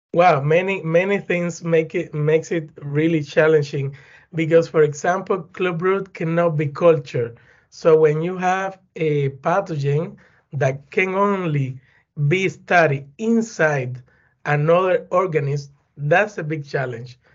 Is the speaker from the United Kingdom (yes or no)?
no; Güines, Mayabeque, Cuba; English is a second language; moved away; also born or lived in Havana; I'm from Cuba. Eh, I was born in a small town close to Havana City. The name is Guinness